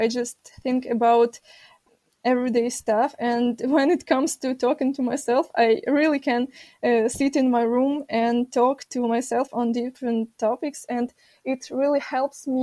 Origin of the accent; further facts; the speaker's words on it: Kyiv, Ukraine; I am from Kiev. I've lived here my whole life.